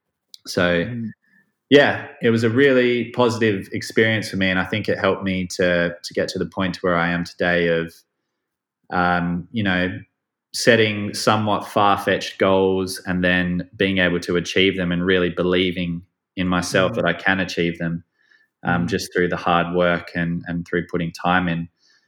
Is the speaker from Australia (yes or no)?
yes; Perth, Western Australia, Australia; I grew up in Perth in Australia in a nice like outdoor environment, and I was very sporty.